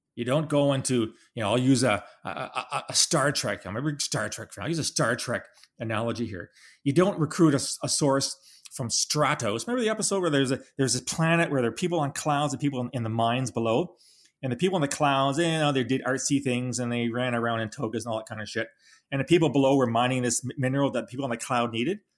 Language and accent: English; Canada; We're a Canadian